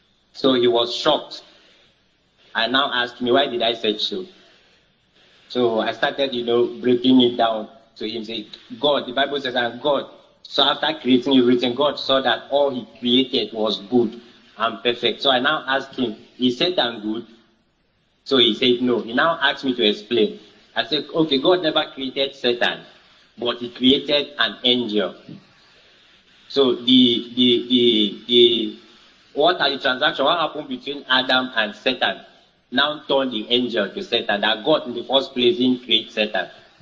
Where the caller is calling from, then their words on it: Uyo, Akwa Ibom, Nigeria; I'm calling from Uyo.